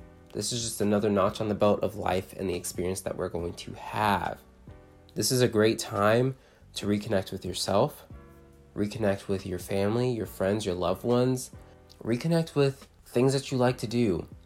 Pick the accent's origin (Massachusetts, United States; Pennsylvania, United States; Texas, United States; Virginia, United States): Texas, United States; Fort Worth; I'm from Fort Worth, Texas.